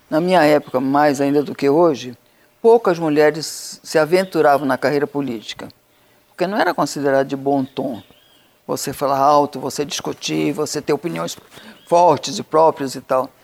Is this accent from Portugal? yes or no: no; Amazonas, Brazil; Amazonas, que era minha terra. Era minha terra de origem